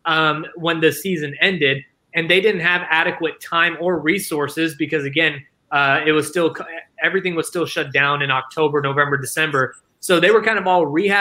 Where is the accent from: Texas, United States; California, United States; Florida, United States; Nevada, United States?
Texas, United States; Dallas; I grew up in Dallas ever since I was like 2 years old